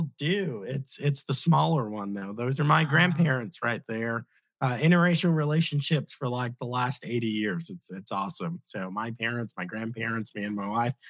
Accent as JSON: {"language": "English", "region": "Virginia", "country": "United States", "also_born_or_lived": "Oklahoma / Maryland", "said": "I'm, I'm actually from Virginia, but I went, uh, I served in Oklahoma"}